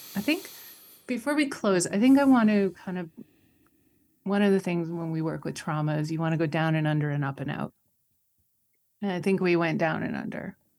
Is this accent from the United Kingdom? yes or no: no; Canada; I'm Canadian